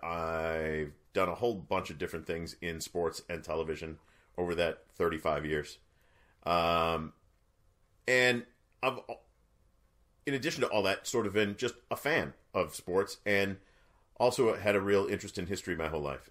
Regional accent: New England, United States; born and raised in New England

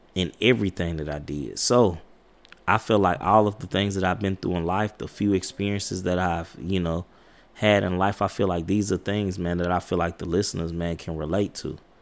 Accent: United States; I come from Highland Park projects

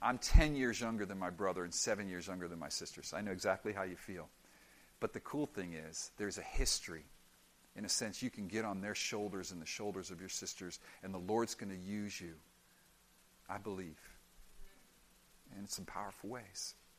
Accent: Miami, Florida, United States; I'm from Miami.

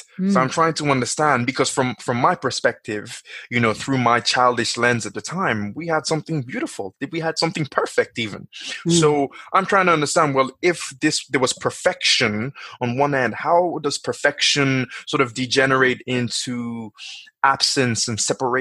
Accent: Nigeria; now in Dublin, Ireland; I was born in Nigeria

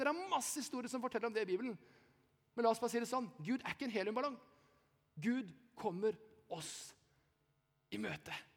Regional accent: Eastern Norway, Norway; now in Bergen, Norway; jeg er ikke fra Haugesund. Jeg er fra Østlandet, men jeg bor i Bergen.

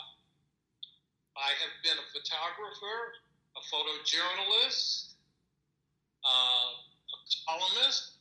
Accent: New York City, New York, United States; now in Colorado, United States; I am from New York. In Brooklyn is where I was born and grew up

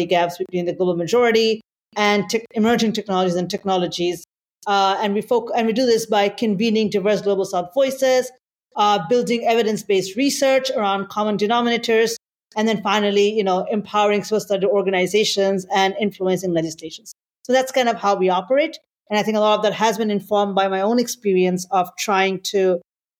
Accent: Bangladesh; moved away as an adult; also born or lived in Singapore; now in United States; I'm originally from Bangladesh, and I moved to the US several years ago

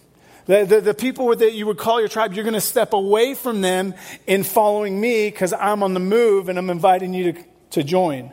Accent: England, United Kingdom; moved away as an adult; I'm from England. I left England when I was 19.

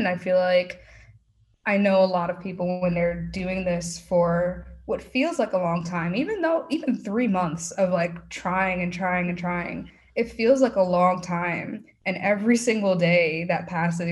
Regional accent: New York, United States; now in Texas, United States; I'm a New Yorker

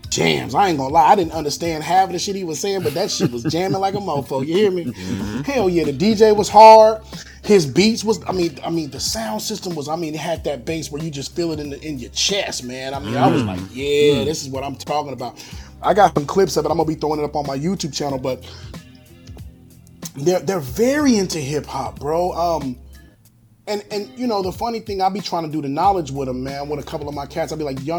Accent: United States; moved away as an adult; now in Philippines; We as Black American men coming here

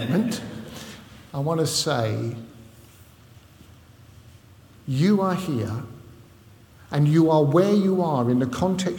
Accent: London, United Kingdom; moved away; also born or lived in Southport or Liverpool area; I don't come from Southport or Liverpool, in case you hadn't noticed. I come from London, North London, right? So that's why I speak funny

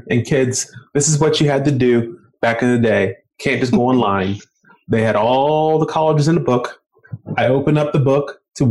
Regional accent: right outside of Baltimore City, Maryland, United States; also born or lived in Indiana; I grew up right outside of Baltimore City

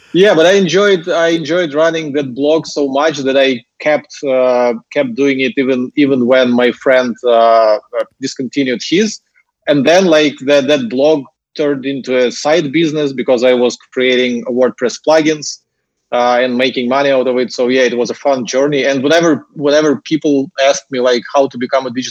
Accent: Ukraine; accent: Russian/Ukrainian; English is a second language; moved away as an adult; now in Singapore; as you can hear from my accent, I'm not native English speaker, so I was born and raised in Ukraine

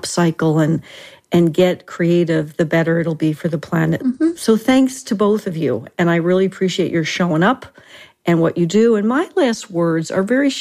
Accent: New Jersey, United States; now in Tucson, United States; And I am from Jersey

